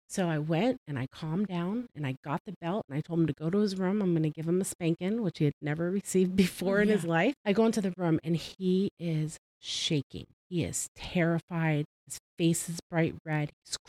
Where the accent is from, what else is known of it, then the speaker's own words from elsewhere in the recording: the South, United States; And I'm from the South and everybody hits their kids.